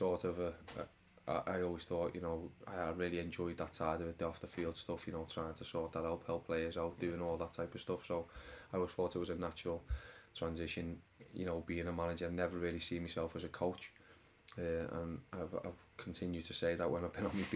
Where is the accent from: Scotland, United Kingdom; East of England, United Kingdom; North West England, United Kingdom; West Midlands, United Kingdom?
North West England, United Kingdom; Liverpool; from Toxteth, mate. Yeah. Trafalgar Street